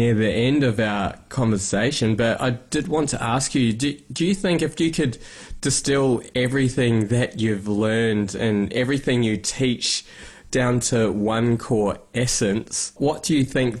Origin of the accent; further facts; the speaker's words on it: New Zealand; I'm from New Zealand